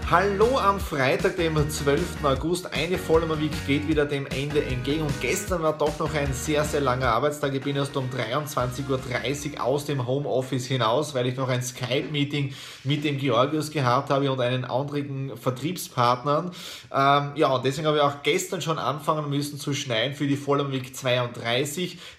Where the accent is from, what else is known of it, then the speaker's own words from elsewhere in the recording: Krobaten, Styria, Austria; Äh, Feuerwehr, kleine Feuerwehr in der Südoststeiermark und es ist mein Heimatdorf, wo ich auch äh, Feuerwehrmitglied bin.